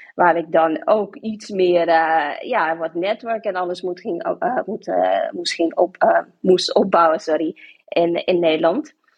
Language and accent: Dutch; Sint Maarten; moved away as an adult; now in Hilversum, Netherlands; ik ben van Sint Maarten, ik kom uit Sint Maarten. Eh, ben ik daar opgegroeid, geboren opgegroeid